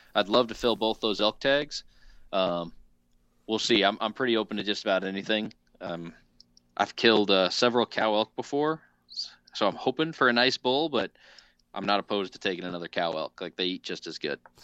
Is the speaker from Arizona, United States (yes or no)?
no; Southern Illinois, United States; Access the Wild out of actually my hometown of uh, Southern Illinois